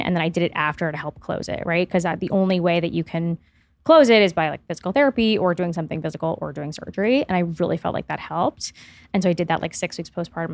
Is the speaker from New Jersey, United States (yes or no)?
no; Miami, Florida, United States; I grew up in Miami